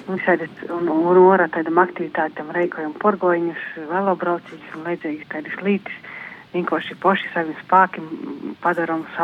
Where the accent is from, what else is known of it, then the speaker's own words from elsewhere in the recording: Latvia; Es esmu no Freļu novada. Dzīvoju Upmanis pagasta Vatvorkavā, mazā teidā cīmatiņā, Dubnis upes krostā.